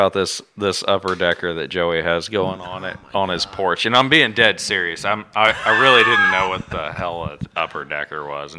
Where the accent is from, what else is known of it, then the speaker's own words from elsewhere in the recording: Springfield, Missouri, United States; Listen, I'm from Springfield, Missouri.